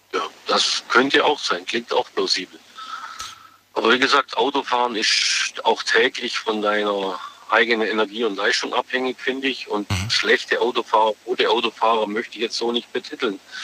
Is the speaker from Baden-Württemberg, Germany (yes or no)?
yes; Biberach an der Riss, Baden-Württemberg, Germany; Biberach Anderis